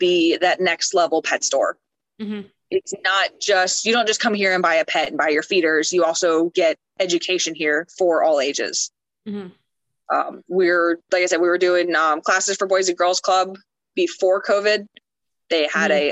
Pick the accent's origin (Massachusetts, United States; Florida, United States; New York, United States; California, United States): Florida, United States; moved away; also born or lived in Tampa, Florida / Ocala, Florida; we are originally from Florida. We used to live in Tampa, Florida